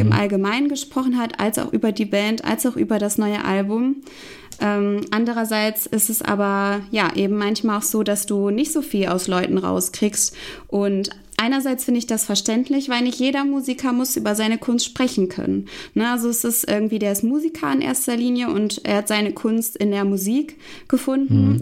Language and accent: German; Hanover, Lower Saxony, Germany; in Hannover, meine Heimatstadt